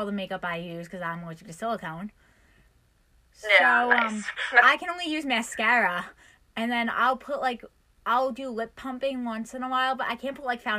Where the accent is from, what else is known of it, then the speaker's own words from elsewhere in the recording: New York, United States; Because I know I'm from New York